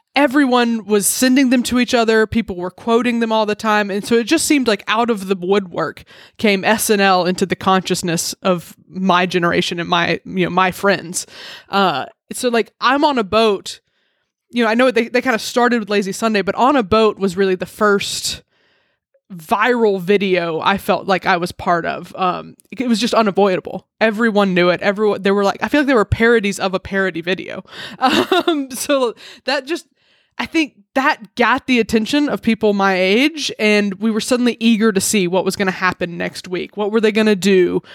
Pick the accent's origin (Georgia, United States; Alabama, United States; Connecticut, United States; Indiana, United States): Alabama, United States; I grew up in Alabama, and we have T Vs there